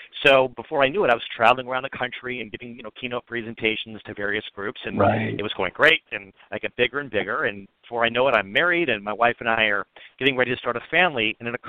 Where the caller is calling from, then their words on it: Los Angeles, California, United States; I'm calling from Los Angeles, California.